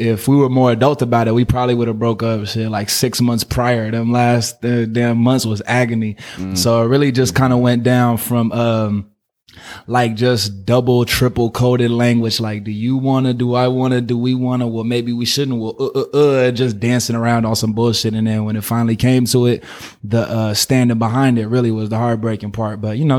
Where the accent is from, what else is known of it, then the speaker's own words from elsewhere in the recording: Oakland, California, United States; also born or lived in Berkeley; I'm from here. I'm from Oakland and Berkeley.